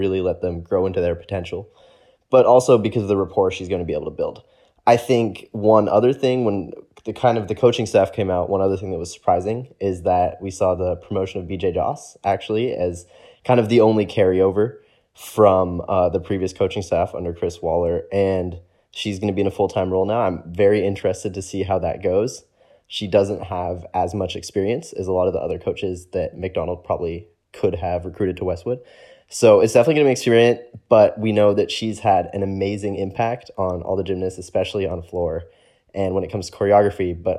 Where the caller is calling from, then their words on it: Sweden; It's very interesting because I'm doing this from Sweden.